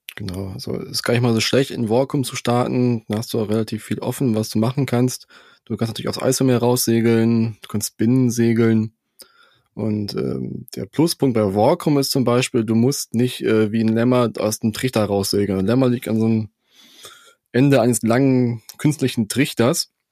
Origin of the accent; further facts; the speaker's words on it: Germany; bei uns in Deutschland